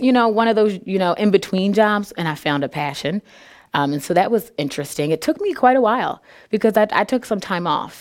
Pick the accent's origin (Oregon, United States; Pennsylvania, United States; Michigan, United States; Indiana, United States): Pennsylvania, United States; Philadelphia; moved away as an adult; now in Peoria, United States; I grew up there